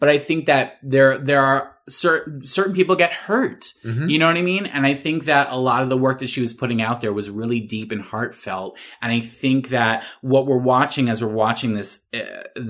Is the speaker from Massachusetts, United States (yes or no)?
yes; Massachusetts, United States; I'm from Massachusetts